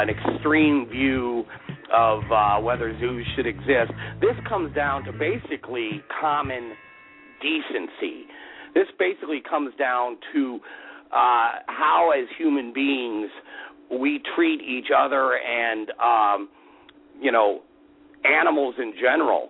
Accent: Alaska, United States; I grew up in Alaska

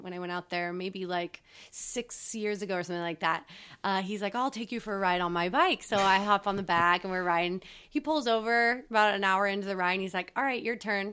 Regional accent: Atascadero, California, United States; We grew up on the Central Coast in a small town called Atascadero.

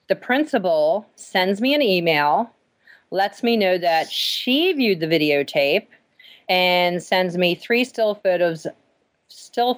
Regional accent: Maryland, United States; moved away as an adult; now in Pennsylvania, United States; we are from Maryland. We lived in Maryland until 4 years ago

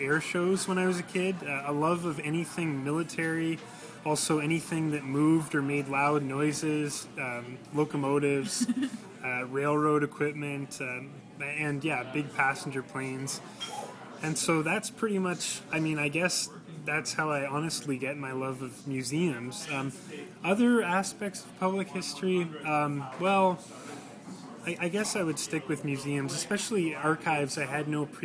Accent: Halifax, Nova Scotia, Canada; Even growing up in Halifax, I'd attended

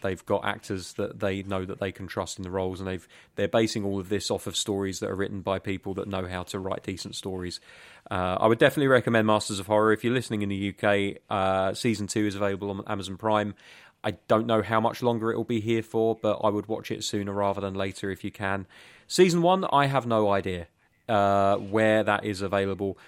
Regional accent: England, United Kingdom; In England, we just tend to call ourselves British

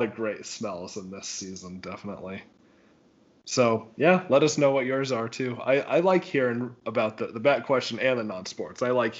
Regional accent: Wyoming, United States; when I was a kid, we always had a real Christmas tree growing up in Wyoming.

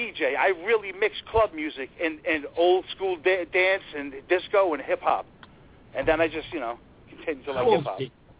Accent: New York City, New York, United States; I'm Italian. I'm from Brooklyn.

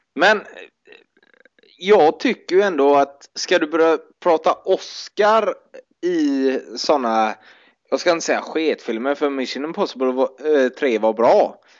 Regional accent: Gothenburg, Västra Götaland, Sweden; som göteborgare fick vi ju ofta det i Bamba

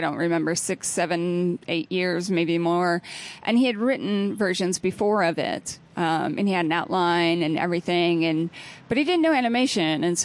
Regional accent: Ohio, United States; moved away; also born or lived in Texas; I went to high school in Texas. I'm from Ohio

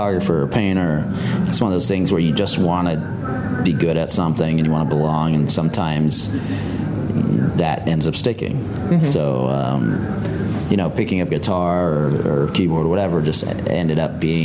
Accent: New Jersey, United States; I'm from New Jersey

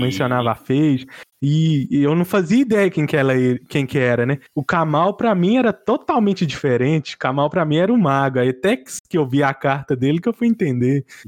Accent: Patos de Minas, Minas Gerais, Brazil; Eu sou de Patos de Minas, Minas Gerais

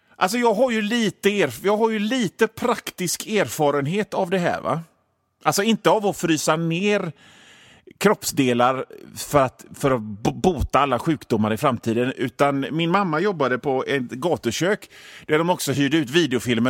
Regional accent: Gothenburg, Västra Götaland, Sweden; jag är från Göteborg

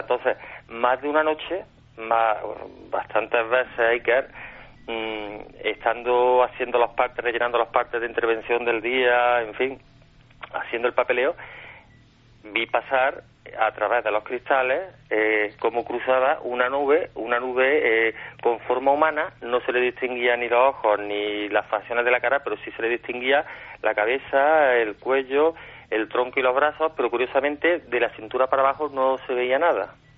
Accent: Córdoba, Andalusia, Spain

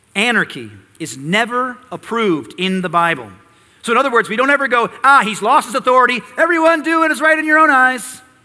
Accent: United States; We as American Christians

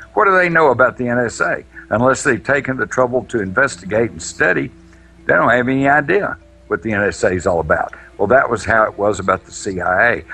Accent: Texas, United States; I was of the Texas redneck mentality at that time.

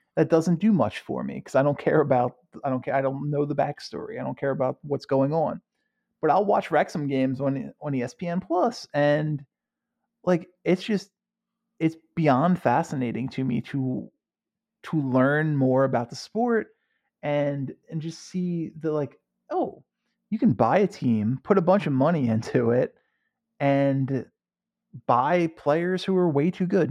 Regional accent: United States; I'm an American

